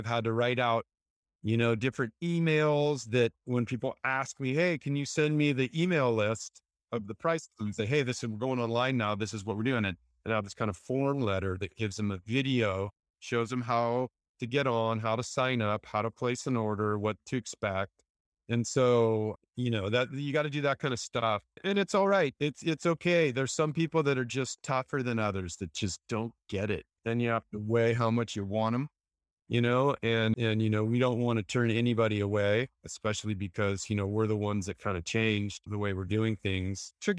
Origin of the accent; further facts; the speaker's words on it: Santa Cruz, California, United States; also born or lived in San Diego; I grew up in Santa Cruz. I was a little surf rat, surf jock, maybe. I moved to Southern California